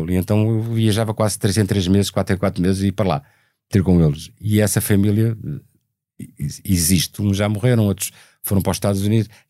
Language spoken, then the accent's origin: Portuguese; Cuba; vamos pegar na música que o Luís traz e na, e na nacionalidade dele e na, na, nas características dele enquanto português e vamos trazer da nossa cubanidade